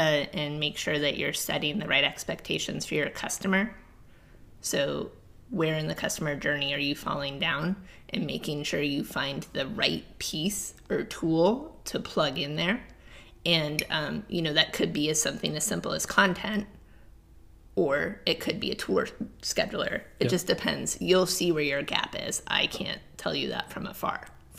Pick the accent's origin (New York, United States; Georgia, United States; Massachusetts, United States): Massachusetts, United States; Like I always talk about, again, growing up on the Cape, we had crab fishermen and lobstermen and everything.